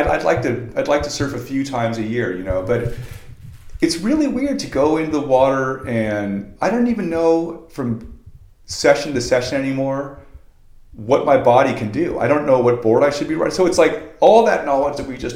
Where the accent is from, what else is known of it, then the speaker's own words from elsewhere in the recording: Venice, California, United States; also born or lived in Manhattan Beach / San Clemente; I've been surfing for 40 years, and I grew up in Venice. I moved to Manhattan Beach. I lived in San Clemente. I never didn't live on the beach